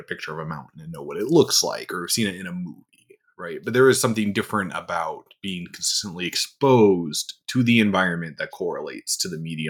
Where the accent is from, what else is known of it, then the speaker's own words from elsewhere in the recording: North Dakota, United States; So I grew up in North Dakota, which is very much winter and plains and bison and nothing, quite literally.